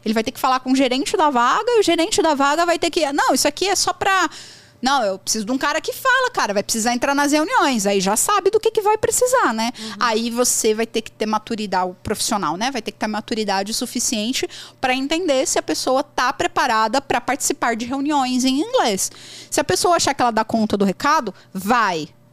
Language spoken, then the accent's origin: Portuguese; Brazil; accent: Brazilian; eu tenho sotaque fortíssimo brasileiro. Qualquer pessoa que me ouvir vai saber que eu sou brasileira